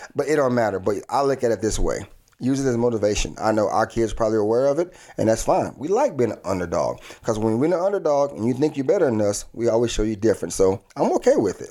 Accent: Texas, United States; being a Texan myself

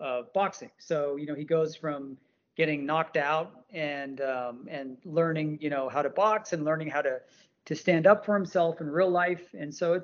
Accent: India; I'm from India

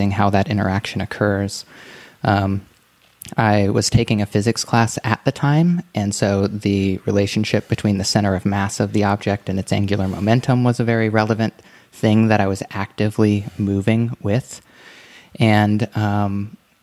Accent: Ohio, United States; also born or lived in Gulf Coast of Florida; I grew up mostly in Ohio and on the Gulf Coast of Florida.

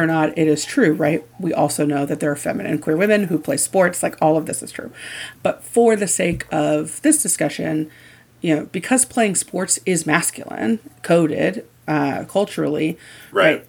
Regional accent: Indiana, United States; I grew up in Indiana

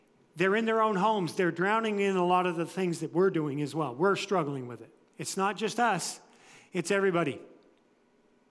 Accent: United States; I was born and raised in the United States

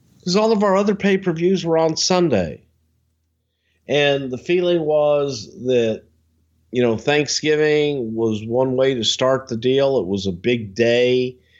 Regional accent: the South, United States; I'm from the South

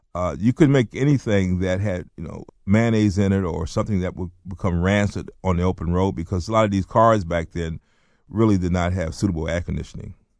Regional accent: North Carolina, United States; also born or lived in Baltimore, Maryland; I was born in Baltimore, but I grew up in North Carolina

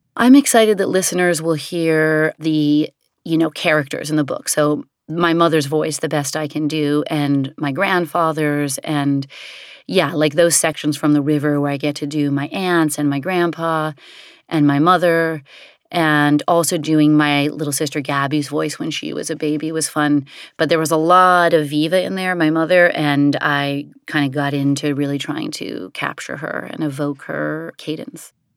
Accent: New York City, New York, United States; growing up in the Chelsea Hotel and really the sort of vibe of downtown New York City in the seventies and eighties

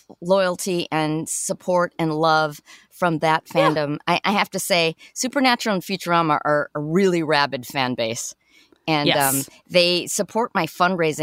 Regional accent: Chicago, Illinois, United States; I'm from Chicago originally.

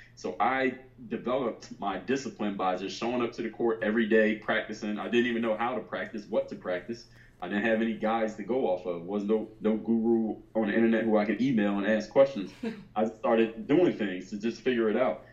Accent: Philadelphia, Pennsylvania, United States; I'm from Philadelphia

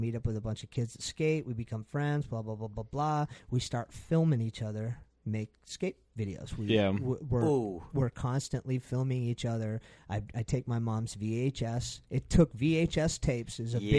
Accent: Exeter, New Hampshire, United States; also born or lived in Stratham, New Hampshire; My mother and I, we moved from Stratham to New Hampshire.

